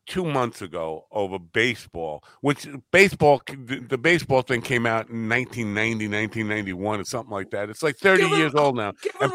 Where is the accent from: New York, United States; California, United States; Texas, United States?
New York, United States; Copiague; also born or lived in Lindenhurst, New York; people from my hometown on Long Island, Copaig, I even hate saying that, because I like to say I'm from Lindenhurst, but really Marconiville, Copaig.